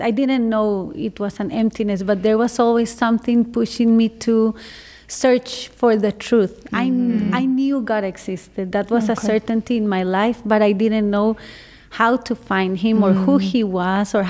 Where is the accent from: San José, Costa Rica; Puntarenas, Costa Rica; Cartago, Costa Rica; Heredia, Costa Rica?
San José, Costa Rica; moved away; I was born in San Jose, Costa Rica. So San Jose is the capital, and Costa Rica is a small country in Central America. Small, beautiful country. So I grew up in the city